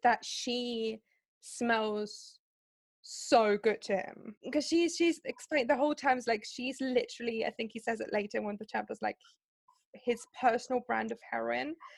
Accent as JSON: {"language": "English", "country": "Germany", "second_language": "English", "said": "because I'm from Germany."}